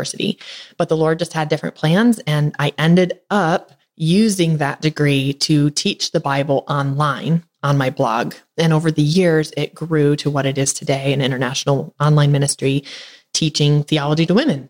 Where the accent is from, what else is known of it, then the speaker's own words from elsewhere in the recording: Northern Michigan, United States; now in Tennessee, United States; I'm from Northern Michigan. So we came down to Tennessee to be warm.